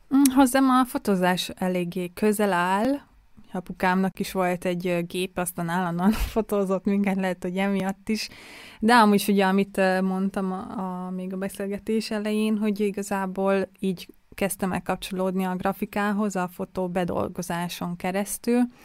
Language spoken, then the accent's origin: Hungarian; Budapest, Hungary; now in Vienna, Austria; én ugye budapesti vagyok